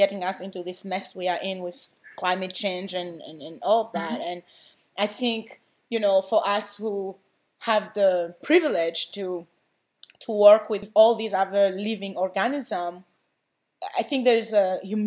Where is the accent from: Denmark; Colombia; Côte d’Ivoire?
Côte d’Ivoire; moved away; I grew up in the Ivory Coast, so TB, HIV, you know, malaria is really affecting people's lives.